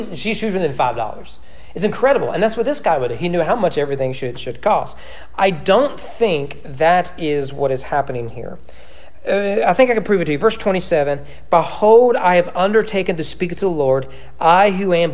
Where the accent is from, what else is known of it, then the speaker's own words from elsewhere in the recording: United States; As an American